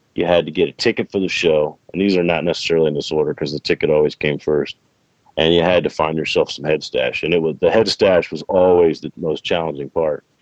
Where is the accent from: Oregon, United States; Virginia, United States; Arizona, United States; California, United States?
Virginia, United States; moved away; when I was growing up in Virginia